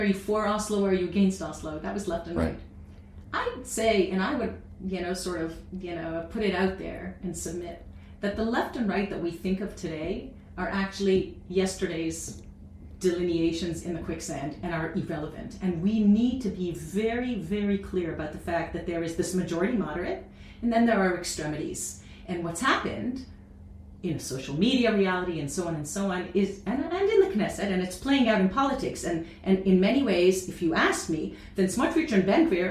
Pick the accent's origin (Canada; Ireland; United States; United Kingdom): Canada; now in Israel; as Canadian, and I'm both